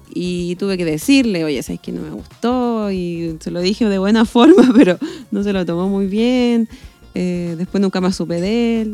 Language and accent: Spanish; Chile; yo igual, como un chileno normal